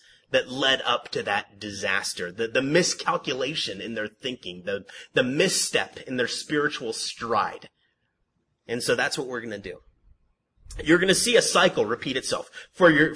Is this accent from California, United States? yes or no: yes; San Antonio Heights, California, United States; we grew up in San Antonio Heights, right up the hill.